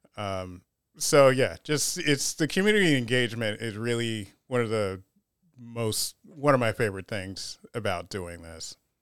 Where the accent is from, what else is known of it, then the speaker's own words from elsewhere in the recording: United States; also born or lived in Panama / Rochester, New York; I'm just American, black, and Panamanian